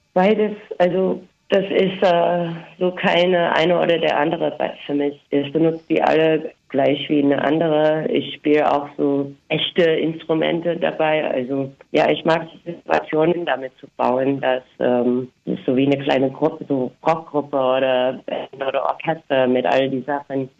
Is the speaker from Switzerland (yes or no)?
no; United States; German is a second language; now in Germany; ich komme ursprünglich aus den USA